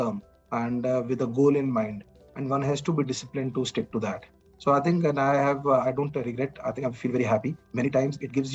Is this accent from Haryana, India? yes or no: no; Chandigarh, India; moved away as an adult; also born or lived in Bombay; now in Mumbai, India; my hometown is Chandigarh.